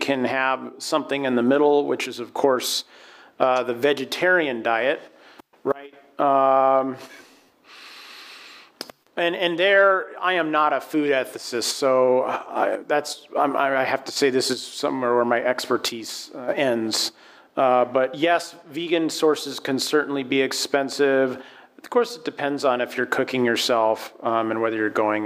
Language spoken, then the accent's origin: English; Aspen, Colorado, United States; moved away; also born or lived in New Orleans, Louisiana; I'm from the West. I'm from Colorado. I'm from Aspen, Colorado. And you grow up, and environmental issues and concerns are just out there.